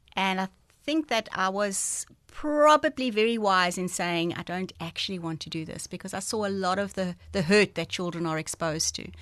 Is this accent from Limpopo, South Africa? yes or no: no; Port Elizabeth, Eastern Cape, South Africa; also born or lived in George; I was born in George, but I, I grew up in Port Elizabeth. So from the age of about six, I've been in P E.